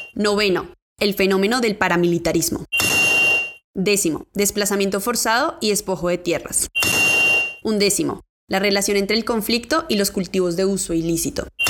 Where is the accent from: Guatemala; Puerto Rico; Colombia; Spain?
Colombia; Amazonas; Soy indígena del Amazonas